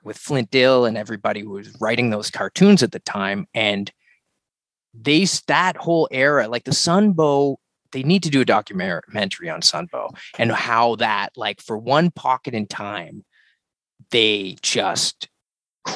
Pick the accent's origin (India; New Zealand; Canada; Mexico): Canada; Halifax, Nova Scotia; my hometown where I grew up in Halifax, Nova Scotia, on the East Coast